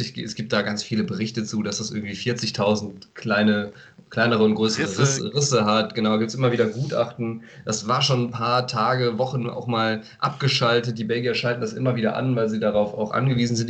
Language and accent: German; Aachen, North Rhine-Westphalia, Germany; als Aachener